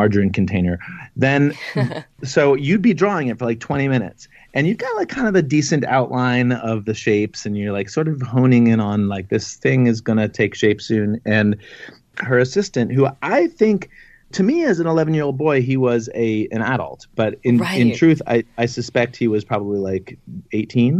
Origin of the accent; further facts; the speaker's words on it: Washington, District of Columbia, United States; moved away as an adult; also born or lived in Chicago; I grew up in Washington, D.C.